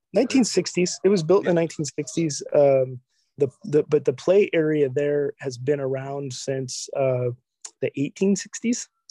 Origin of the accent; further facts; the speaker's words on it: Olympia, Washington, United States; also born or lived in Aberdeen, Washington; I was originally from uh, born in Aberdeen, um, yes. and I grew up in Olympia